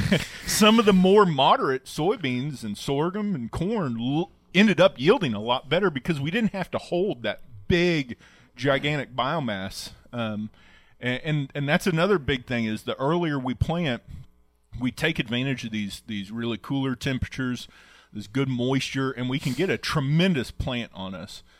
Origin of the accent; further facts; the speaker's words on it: Oklahoma, United States; growing up in Oklahoma